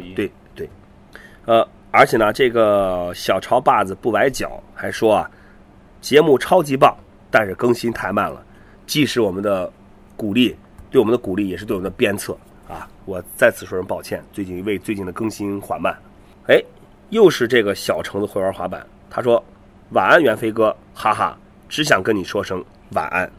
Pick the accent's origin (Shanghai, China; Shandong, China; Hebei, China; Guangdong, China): Shandong, China; Qingdao; 我是青岛人